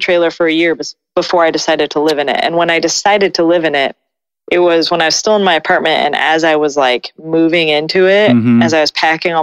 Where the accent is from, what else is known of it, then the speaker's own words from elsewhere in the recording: Colorado, United States; moved away; also born or lived in Austin, Texas; I grew up in Colorado. So I grew up around the mountains. And then I spent, a good 10 years in Austin away from the mountains.